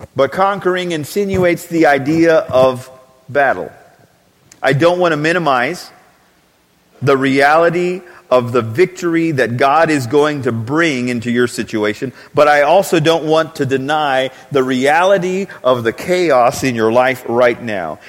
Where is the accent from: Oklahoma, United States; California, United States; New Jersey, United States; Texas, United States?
Texas, United States; we are Texan